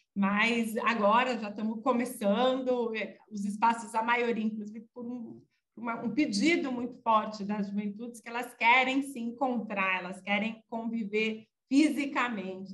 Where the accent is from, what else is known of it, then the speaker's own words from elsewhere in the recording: São Bernardo do Campo, São Paulo, Brazil; also born or lived in Ubatuba; Eu nasci em 78, é, em São Bernardo do Campo, então acompanhei muito greve geral e tudo isso